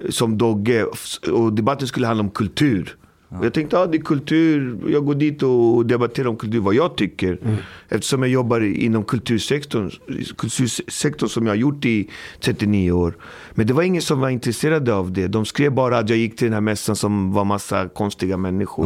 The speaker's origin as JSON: {"language": "Swedish", "town": "Alby", "region": "Stockholm County", "country": "Sweden", "tie": "born or raised there", "said": "jag kommer från Alby, uppfostrad, uppvuxen i Alby"}